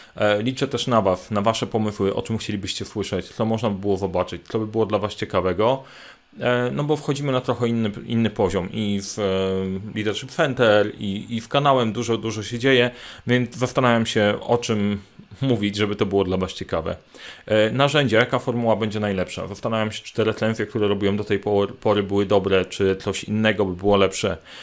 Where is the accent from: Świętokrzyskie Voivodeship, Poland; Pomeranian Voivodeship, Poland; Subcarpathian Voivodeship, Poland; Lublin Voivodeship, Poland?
Świętokrzyskie Voivodeship, Poland; Sandomierz; Sandomierz, czyli moje rodzinne miasto